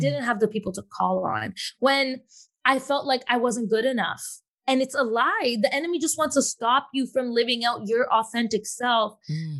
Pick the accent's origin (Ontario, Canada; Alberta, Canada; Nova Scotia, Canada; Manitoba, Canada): Ontario, Canada; Toronto; now in Fayetteville, United States; I'm born in Toronto, born and raised in Toronto, but living in Fayetteville, North Carolina right now